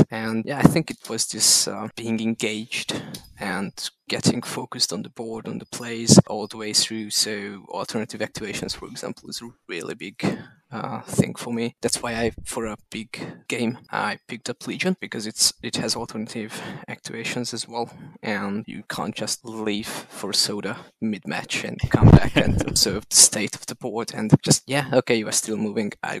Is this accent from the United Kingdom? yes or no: no; Hungary; I come from Hungary.